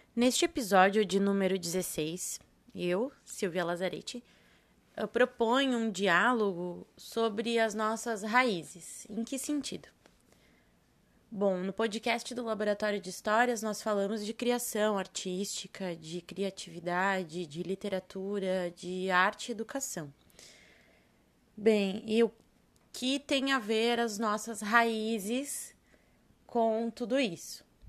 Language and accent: Portuguese; Serra Gaúcha, Rio Grande do Sul, Brazil; now in Florianópolis, Brazil; eu sou nascida no Rio Grande do Sul, na Serra Gaúcha, e moro hoje, resido em Florianópolis.